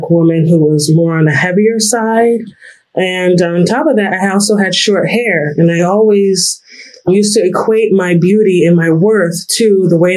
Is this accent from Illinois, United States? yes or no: no; New York, United States; I am from New York.